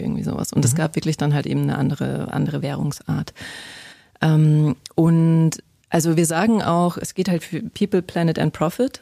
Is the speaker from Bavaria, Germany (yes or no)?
yes; Bavarian mountains, Germany; ich bin in der Natur groß geworden, ich komme aus den bayerischen Bergen